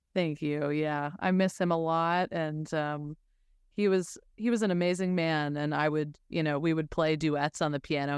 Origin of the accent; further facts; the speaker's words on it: Denver, Colorado, United States; also born or lived in Los Angeles / Nashville; now in New York, United States; I'm originally from Denver